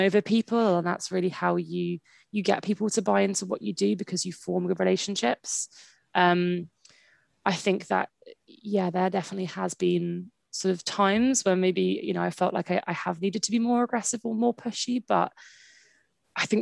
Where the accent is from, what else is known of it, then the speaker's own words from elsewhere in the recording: Brighton, South East England, United Kingdom; I kind of was born and raised in Brighton